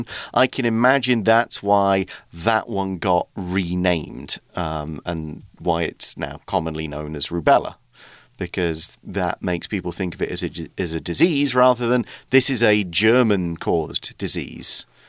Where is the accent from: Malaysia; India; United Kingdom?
United Kingdom; now in Taiwan; I'm British because uh, I'm from the UK